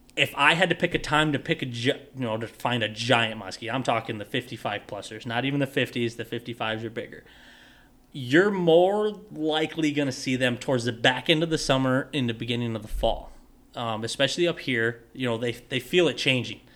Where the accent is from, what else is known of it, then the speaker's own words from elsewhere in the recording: Hayfield, Minnesota, United States; moved away as an adult; also born or lived in South Central Iowa / Ontario, Canada; I'm from Southeast Minnesota too